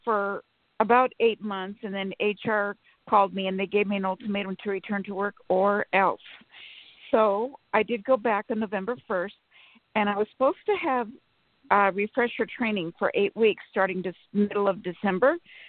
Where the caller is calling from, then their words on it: Sacramento, California, United States; From Sacramento.